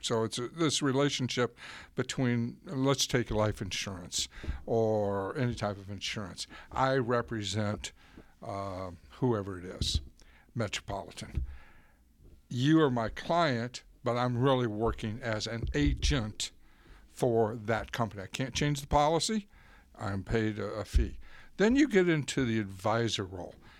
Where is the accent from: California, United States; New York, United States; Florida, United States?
Florida, United States; I grew up in Florida